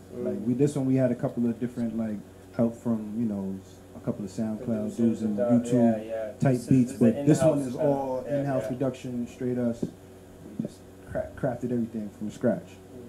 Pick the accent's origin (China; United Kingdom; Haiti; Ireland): Haiti; I don't classify myself as Dominican no more. You heard? I'm from Haiti. Boom, that's it.